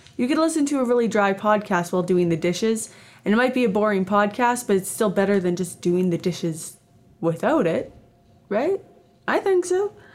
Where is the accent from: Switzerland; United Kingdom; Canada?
Canada; also born or lived in Edmonton, Alberta; I am Canadian. I live in Edmonton, Alberta, Canada.